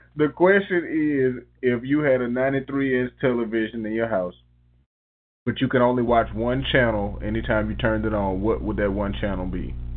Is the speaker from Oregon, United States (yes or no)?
no; Tuskegee, Alabama, United States; we had the privilege of growing up in Tuskegee, Alabama